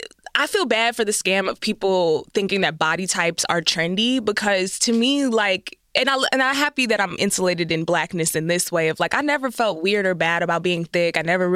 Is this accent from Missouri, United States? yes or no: no; Texas, United States; I'm from Texas, and I'm like